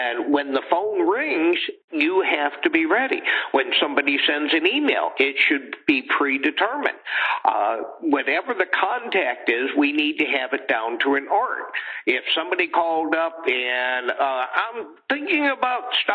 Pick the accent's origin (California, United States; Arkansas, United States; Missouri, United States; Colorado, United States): Missouri, United States; I'm from Missouri